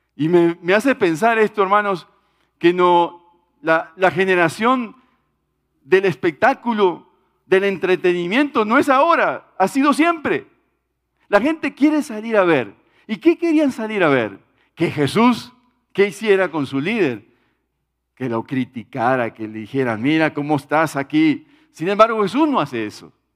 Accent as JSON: {"language": "Spanish", "country": "Uruguay", "said": "en mi país, en Uruguay"}